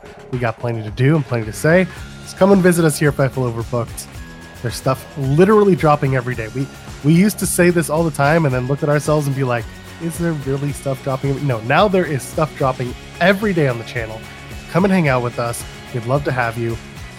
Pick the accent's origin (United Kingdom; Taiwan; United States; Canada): Canada; I'm a Canadian